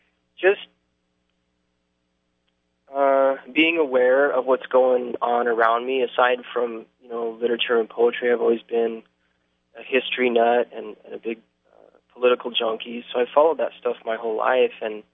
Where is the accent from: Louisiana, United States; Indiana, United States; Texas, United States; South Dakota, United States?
South Dakota, United States; But plus, you know, I grew up in the upper Midwest, you know, I grew up in South